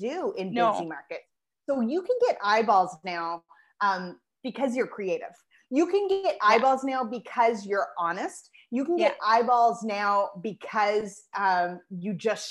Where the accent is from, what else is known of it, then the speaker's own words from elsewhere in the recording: Moncton, New Brunswick, Canada; also born or lived in Toronto; I would move back to my hometown of Moncton, New Brunswick